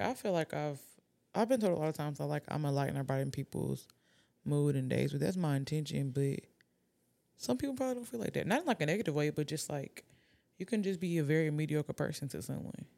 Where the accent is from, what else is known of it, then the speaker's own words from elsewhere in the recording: Atlanta, Georgia, United States; I'm from Atlanta.